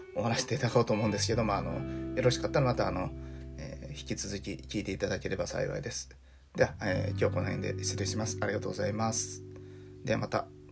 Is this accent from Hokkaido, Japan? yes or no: no; Hiroshima, Japan; moved away as an adult; also born or lived in Osaka / Tokyo / Hikari, Yamaguchi; 僕はあの広島で生まれ育って